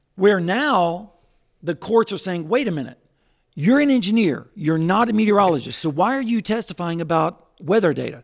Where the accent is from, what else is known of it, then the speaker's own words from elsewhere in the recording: Northeast Oklahoma, United States; moved away as an adult; also born or lived in Tulsa, Oklahoma; now in Joplin, United States; I was born in Tulsa, uh, was raised in Northeast Oklahoma. I consider you Fala, Oklahoma, my hometown